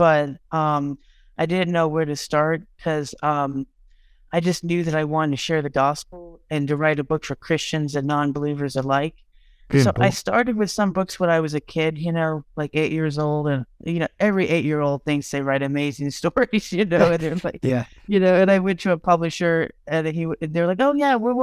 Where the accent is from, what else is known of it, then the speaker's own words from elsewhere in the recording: Texas, United States; I'm from Texas